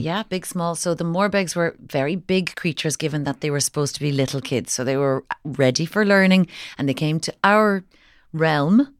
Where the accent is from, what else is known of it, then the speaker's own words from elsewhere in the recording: Kinsale, Munster, Ireland; I was from, I'm from Kinsale